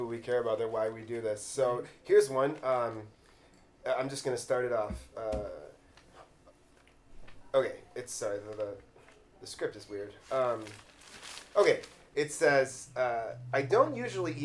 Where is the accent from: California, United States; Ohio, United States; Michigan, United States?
Michigan, United States; Redford; I grew up in Redford.